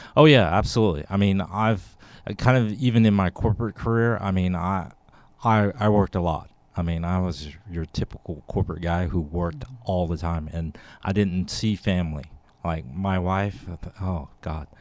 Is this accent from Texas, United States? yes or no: yes; Texas, United States; I'm from Texas as well.